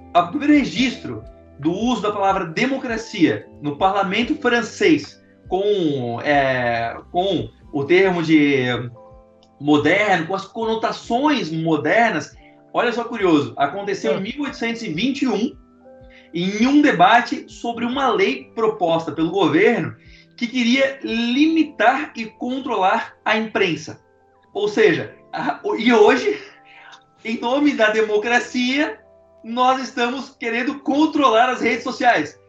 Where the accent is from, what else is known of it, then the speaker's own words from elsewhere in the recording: Florianópolis, Santa Catarina, Brazil; also born or lived in São José; Eu, eu, eu, cresci em Florianópolis e São José